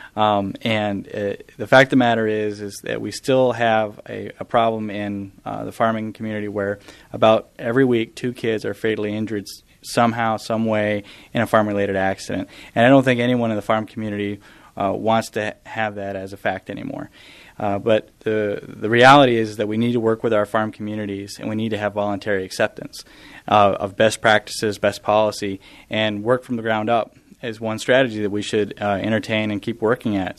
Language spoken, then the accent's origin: English; southeast Idaho, United States; moved away as an adult; also born or lived in Montana / Texas; I grew up on a on a farm and ranch in southeast Idaho